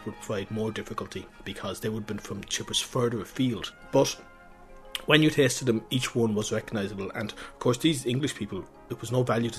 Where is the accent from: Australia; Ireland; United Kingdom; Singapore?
Ireland; Wexford, Leinster; I'm from Wexford.